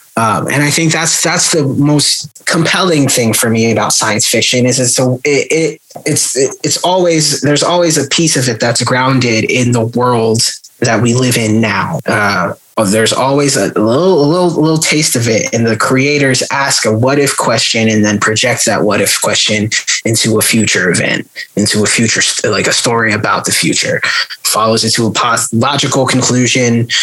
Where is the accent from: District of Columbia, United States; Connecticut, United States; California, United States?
California, United States; born or raised there; moved away